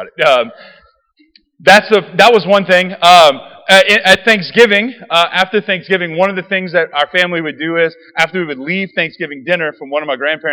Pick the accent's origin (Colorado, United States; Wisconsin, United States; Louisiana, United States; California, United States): Louisiana, United States; Raceland; I grew up in Raceland